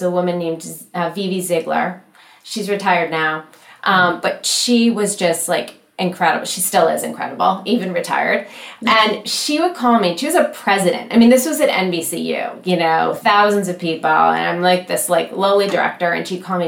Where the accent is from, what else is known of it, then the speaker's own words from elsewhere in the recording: Michigan, United States; I'm from Michigan, very proud of it.